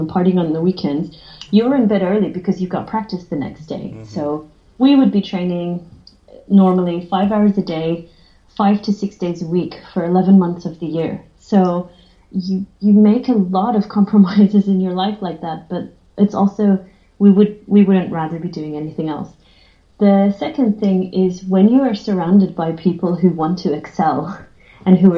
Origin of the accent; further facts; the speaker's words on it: Australia; I'm from Australia, which is a massive sport country